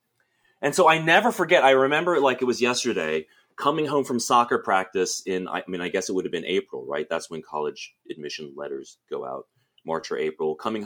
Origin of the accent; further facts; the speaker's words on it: Lynchburg, Virginia, United States; I grew up going to church in like a mainline Presbyterian church in Lynchburg, Virginia.